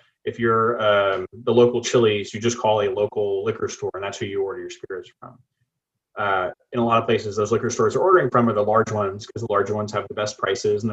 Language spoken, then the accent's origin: English; Rockport, Texas, United States; now in Beeville, United States; I grew up in Rockport, Texas.